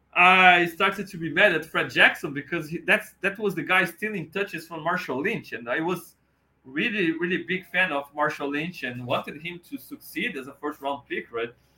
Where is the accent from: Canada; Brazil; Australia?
Brazil; talking Bills with you all over the world from Brazil